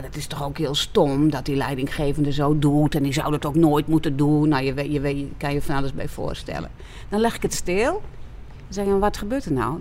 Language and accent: Dutch; Friesland, Netherlands; ik kom uit Friesland, dus wij hebben veel weiland met heel veel schapen op het moment